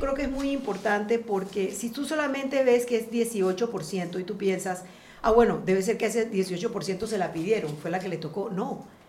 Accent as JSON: {"language": "Spanish", "country": "Panama", "said": "nos dicen el material humano que somos los panameños"}